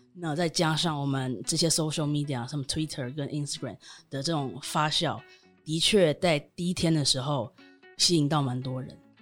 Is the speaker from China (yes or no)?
no; Taiwan; moved away as an adult; also born or lived in United Kingdom; 当时我人在英国，但我身为台湾人